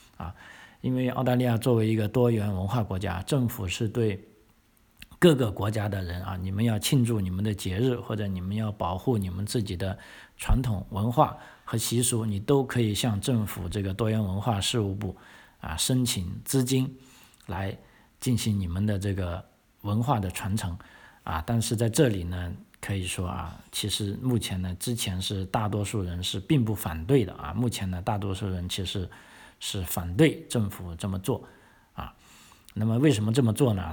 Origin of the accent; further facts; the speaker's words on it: China; now in Australia; 我们中国人